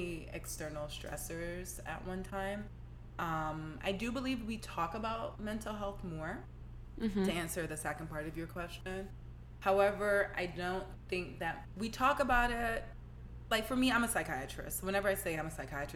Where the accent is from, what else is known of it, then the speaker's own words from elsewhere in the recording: New York, United States; moved away; I'm from New York originally